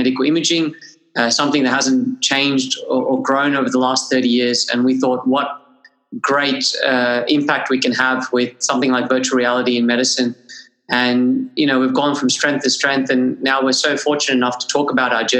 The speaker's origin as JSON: {"language": "English", "town": "Sydney", "region": "New South Wales", "country": "Australia", "tie": "born or raised there", "also_born_or_lived": "Gold Coast, Queensland", "said": "So I myself did my university in Queensland, despite growing up in Sydney. Did my uni at Bond University in Gold Coast"}